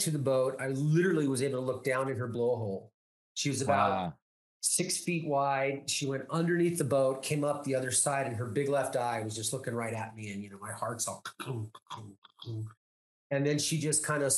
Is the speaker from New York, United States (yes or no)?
no; Homer, Alaska, United States; I was born and raised in Alaska